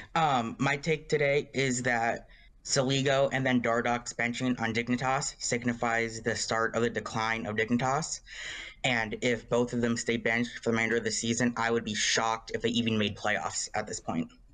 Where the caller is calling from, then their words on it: San Bernardino County, California, United States; I'm calling from San Bernardino County, California